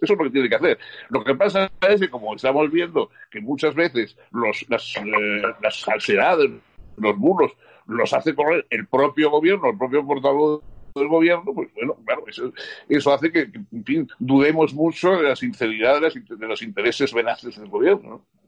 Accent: Spain; yo me alegré como español

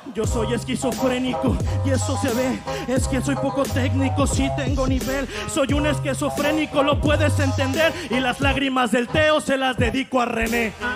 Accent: Mexico; hacemos todos los mexicanos

